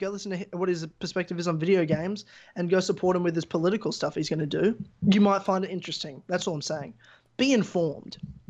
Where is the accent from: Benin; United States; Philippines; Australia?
Australia; I'm from Australia.